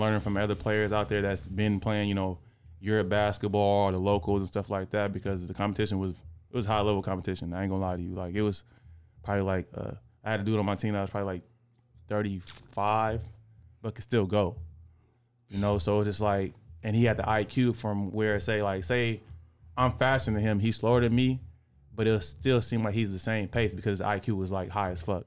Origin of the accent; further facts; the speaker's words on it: Oakland, California, United States; growing up in Oakland